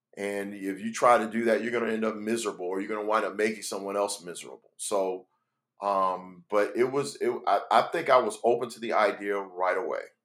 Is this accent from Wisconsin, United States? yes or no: no; Miami, Florida, United States; also born or lived in Gainesville, Florida; growing up in Miami, Florida